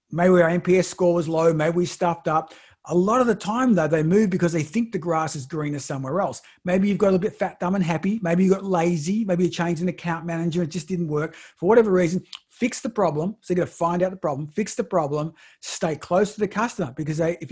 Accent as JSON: {"language": "English", "country": "Australia", "said": "I'm from Australia."}